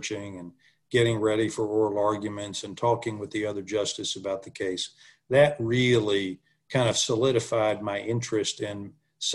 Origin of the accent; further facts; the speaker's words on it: Louisville, Kentucky, United States; I'm a local kid. I grew up in Louisville, Kentucky.